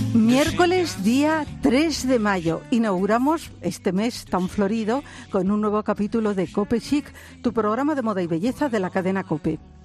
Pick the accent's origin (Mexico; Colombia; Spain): Spain; Galicia; Galicia, que es mi tierra